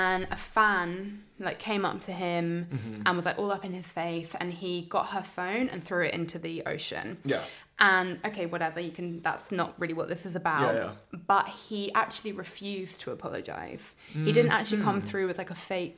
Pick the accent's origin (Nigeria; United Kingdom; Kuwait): United Kingdom; obviously I'm from the UK